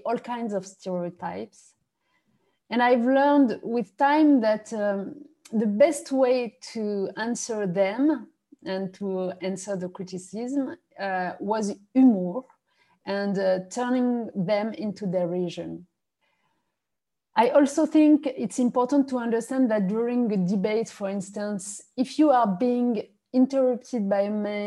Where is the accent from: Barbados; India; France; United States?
France; English is a second language; also born or lived in Morocco; now in Paris, France; I arrived in France only when I was 4 years old